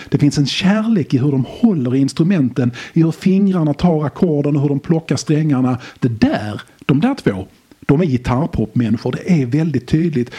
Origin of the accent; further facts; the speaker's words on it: Skåne, Sweden; Jag är från Skåne